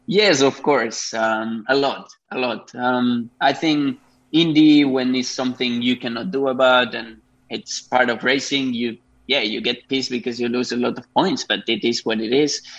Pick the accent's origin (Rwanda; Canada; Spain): Spain; moved away as an adult; also born or lived in Japan; I'm from Spain. I started racing there